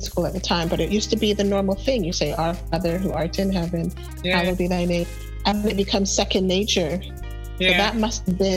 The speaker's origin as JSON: {"language": "English", "country": "Canada", "said": "as a Canadian"}